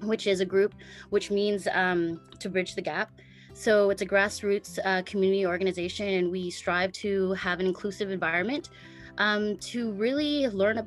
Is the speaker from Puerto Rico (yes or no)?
no; Winnipeg, Manitoba, Canada; now in Vancouver, Canada; I'm Filipino-born, Canadian, actually born in Winnipeg, and I had the privilege of going back and forth to the Philippines.